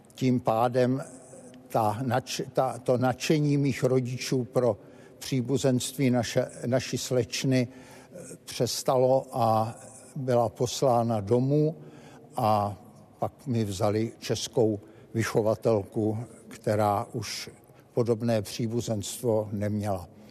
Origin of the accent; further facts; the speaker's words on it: Bratislava, Bratislava Region, Slovakia; my jsme z Bratislavy